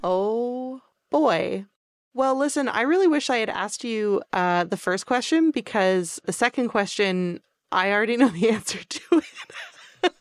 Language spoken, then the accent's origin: English; Canada; even though we're both Canadian